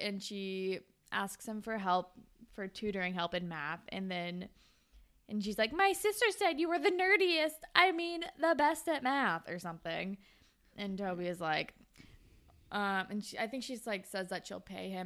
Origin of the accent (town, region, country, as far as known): Sacramento, California, United States; born or raised there